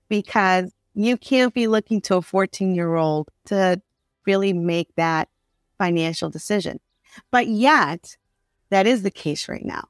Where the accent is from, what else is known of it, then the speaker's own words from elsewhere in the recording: Chicago, Illinois, United States; I grew up in Little Village, and in Little Village, there are many business owners on twenty-sixth Street, thirty-first Street